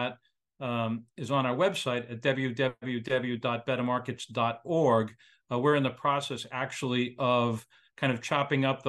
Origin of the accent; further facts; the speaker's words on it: Worcester, Massachusetts, United States; moved away; also born or lived in Boston area, Massachusetts; I grew up in Worcester, Mass, and lived in the greater Boston area for a long time